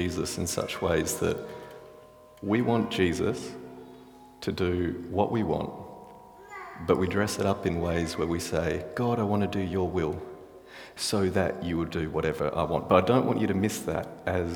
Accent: Australia; I'm Australian.

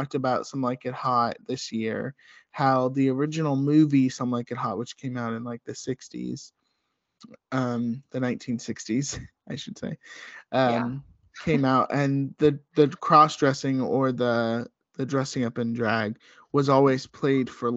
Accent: the South, United States; both Rachel and I grew up in the South

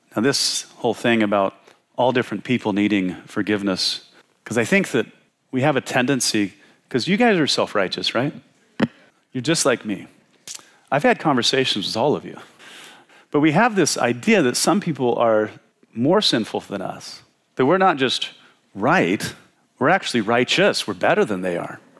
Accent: Washington, United States; I was from Washington State.

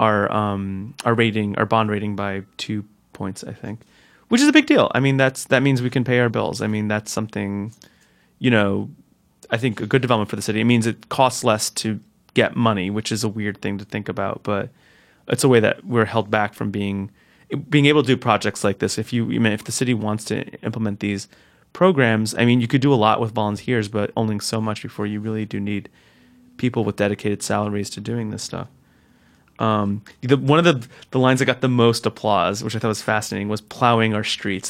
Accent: Newark, New Jersey, United States; the house I grew up in in Newark

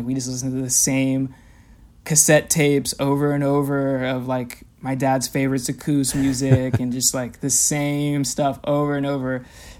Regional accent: California, United States; You know, I'm from Southern California, and I still have a lot of connections in LA and like friends and family out there.

